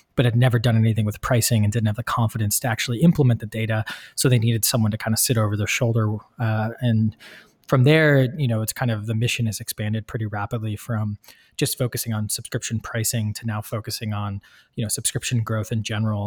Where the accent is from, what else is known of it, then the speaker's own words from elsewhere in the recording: Midwest, United States; moved away; I'm from the Midwest originally